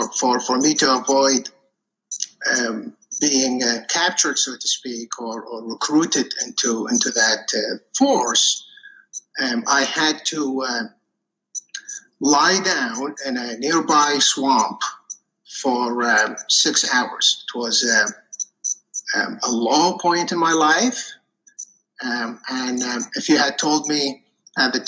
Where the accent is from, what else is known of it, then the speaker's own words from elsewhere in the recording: Iraq; moved away as an adult; now in United States; I was actually born and raised in Iraq